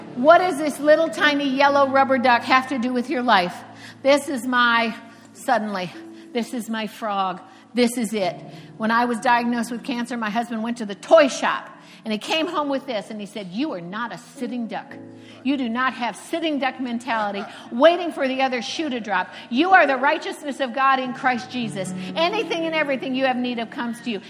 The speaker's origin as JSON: {"language": "English", "town": "Cocoa Beach", "region": "Florida", "country": "United States", "first_language": "English", "said": "I'm from Cocoa Beach, Florida, and I worked at a hotel where a lot of the astronauts came"}